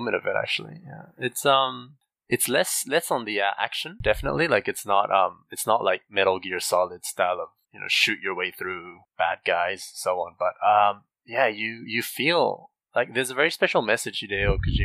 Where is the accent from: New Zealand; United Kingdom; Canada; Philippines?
New Zealand; I grew up in New Zealand